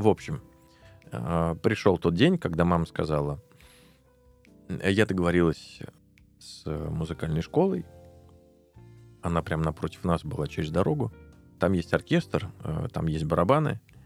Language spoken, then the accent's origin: Russian; Tolyatti, Samara Oblast, Russia; мы оба с одного края, э, я из Тольятти